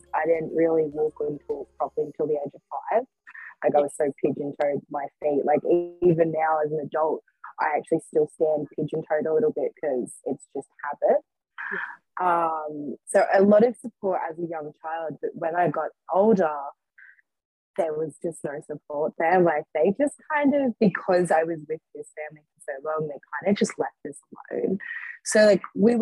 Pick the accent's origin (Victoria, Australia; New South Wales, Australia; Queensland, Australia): New South Wales, Australia; hometown about 2 hours out of Sydney; Back in my hometown, like, it was kind of capital if like 2 hours out of Sydney, so quite busy